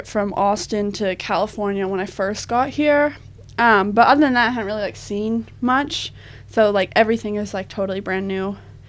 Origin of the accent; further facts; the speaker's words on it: Melbourne, Victoria, Australia; also born or lived in Tasmania; I'm from Australia. So I'm from Melbourne, not Tasmania.